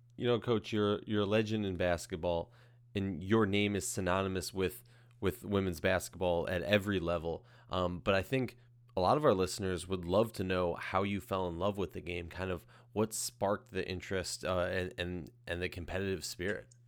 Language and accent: English; Minnesota, United States; I grew up in Minnesota.